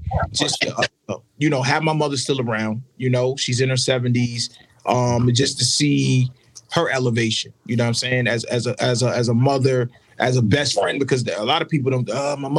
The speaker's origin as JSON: {"language": "English", "town": "New York City", "region": "New York", "country": "United States", "also_born_or_lived": "Connecticut / the South", "moved": "as an adult", "said": "I got to represent Brooklyn. I am from Brooklyn."}